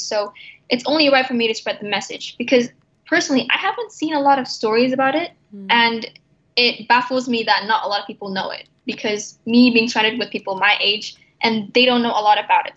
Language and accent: English; Jakarta, Indonesia; now in Abu Dhabi, United Arab Emirates; I come from Indonesia, and the place where I'm from, Jakarta, which is the capital city